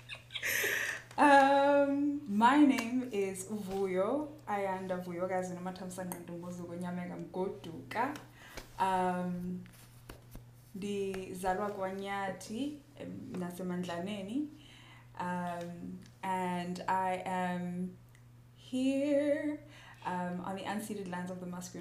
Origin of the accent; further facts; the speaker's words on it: South Africa; being South African